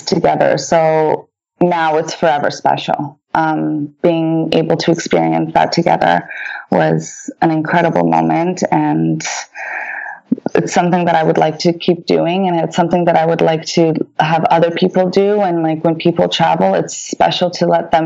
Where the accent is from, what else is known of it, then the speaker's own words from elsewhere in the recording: Canada; first language Polish; English is a second language; also born or lived in France; we came to Canada in 1988